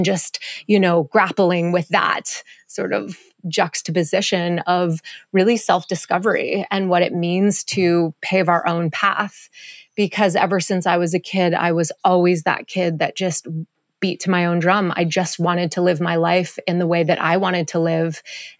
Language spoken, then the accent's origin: English; Montreal, Quebec, Canada; also born or lived in Hawaii; now in Costa Rica; I was born and raised in Montreal